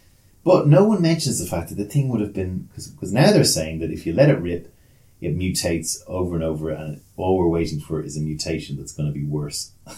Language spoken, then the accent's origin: English; Leinster, Ireland; accent: South County Dublin; Yeah, my accent is South County Dublin. Has spent an awful lot of time in Asia. I spent a lot of time in Asia slowing it down because people couldn't understand me because I spoke too quickly. Then I went to Australia, so I got a bit of that.